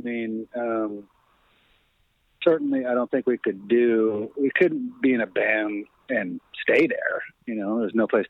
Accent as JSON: {"language": "English", "town": "Aberdeen", "region": "Washington", "country": "United States", "tie": "born or raised there", "said": "I did. In Aberdeen, Washington."}